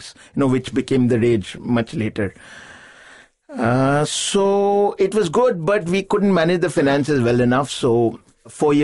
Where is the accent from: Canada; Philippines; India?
India; Kolkata, West Bengal; moved away as an adult; also born or lived in Bombay / Delhi / Bangalore; I was born in Calcutta and I grew up there